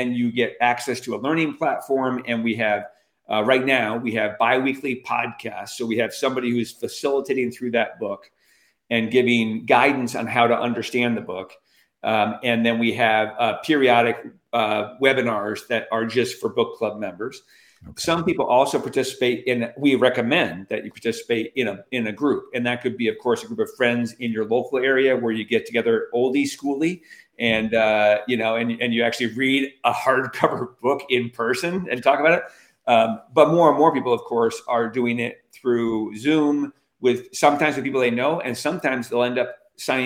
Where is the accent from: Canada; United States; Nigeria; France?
United States; Albany, New York; I'm from Albany, New York.